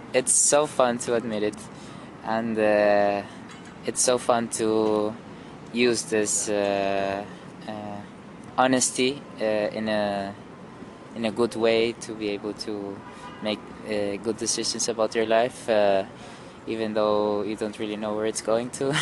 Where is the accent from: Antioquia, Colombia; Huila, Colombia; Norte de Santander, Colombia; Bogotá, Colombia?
Bogotá, Colombia; Bogota, Colombia; my hometown of Bogota